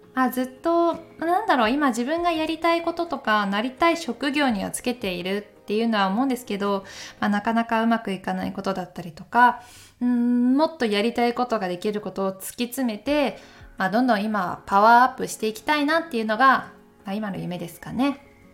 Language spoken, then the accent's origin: Japanese; Takayama, Gifu, Japan; now in Tokyo, Japan; 私出身は岐阜県高山市ですまあ、現在は東京で暮らして